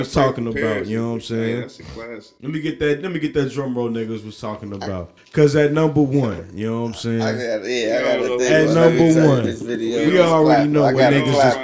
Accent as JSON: {"language": "English", "town": "Gary", "region": "Indiana", "country": "United States", "said": "I'm from Gary"}